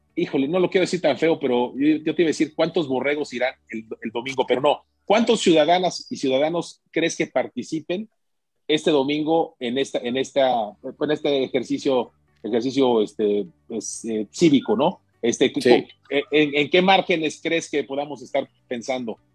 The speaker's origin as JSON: {"language": "Spanish", "country": "Mexico", "said": "como mexicanos"}